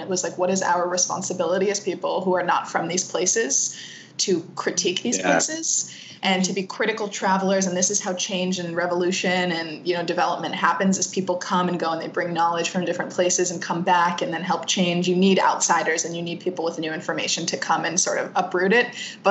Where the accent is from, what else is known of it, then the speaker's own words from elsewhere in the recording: Rhode Island, United States; I speak Arabic really well. I have more of a say in like what happens because I understand it. But really it's like, I'm from Rhode Island too